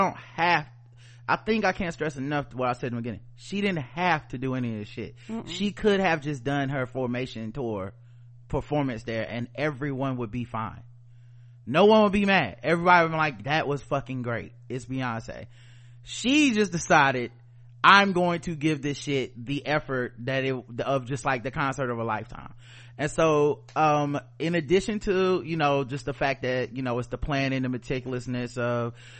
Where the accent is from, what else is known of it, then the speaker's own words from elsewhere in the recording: Houston, Texas, United States; I am from America. I am from Houston, Texas. I am from the South.